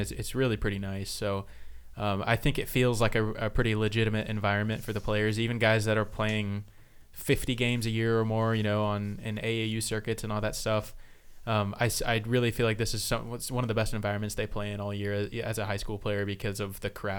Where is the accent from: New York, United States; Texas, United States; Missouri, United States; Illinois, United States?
Missouri, United States; Springfield; we're from Springfield and we've both lived here our whole lives.